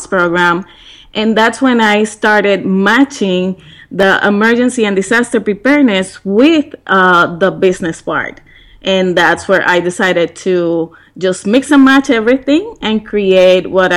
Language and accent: English; Puerto Rico; moved away; back in Puerto Rico, and we have a period of 20 days of rain in my hometown, where the business was